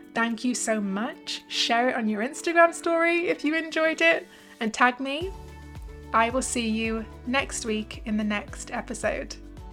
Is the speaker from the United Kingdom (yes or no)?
yes; United Kingdom; I'm from the U K, like them